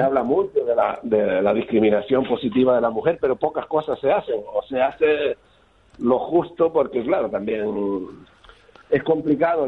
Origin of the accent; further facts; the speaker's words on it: Lanzarote, Canary Islands, Spain; moved away as an adult; now in Berlin, Germany; yo ya soy casi alemán, aunque soy de Lanzarote.